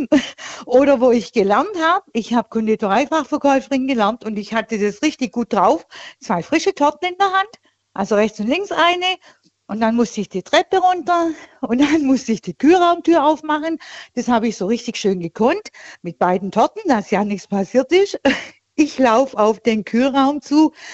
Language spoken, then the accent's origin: German; Tuttlingen, Baden-Württemberg, Germany; bei, bei Tuttlingen in da, der Nähe